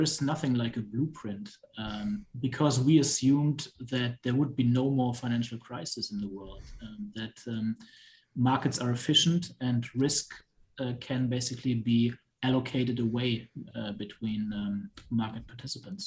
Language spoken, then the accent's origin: English; Germany; moved away as an adult; I'm originally from Germany. I did high school there